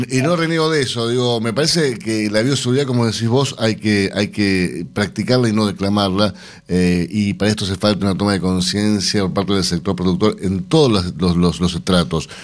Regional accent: Argentina; somos argentinos

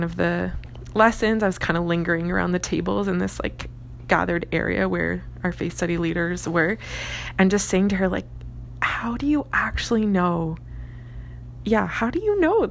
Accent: Woodslee, Ontario, Canada; I grew up in Southern Ontario, specifically called Essex County, and a farming community called Woodsley.

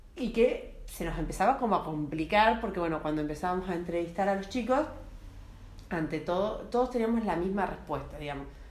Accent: Carlos Casares, Buenos Aires Province, Argentina; moved away; also born or lived in Santa Rosa, La Pampa; yo soy nacida en Carlos Pazares provincia de Buenos Aires

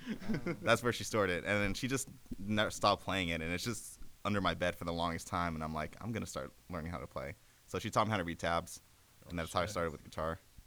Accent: Gardena, California, United States; we're from Gardena.

